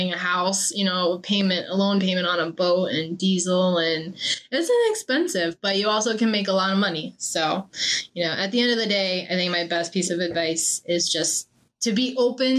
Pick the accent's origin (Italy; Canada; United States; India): United States; Maine; I'm also from Maine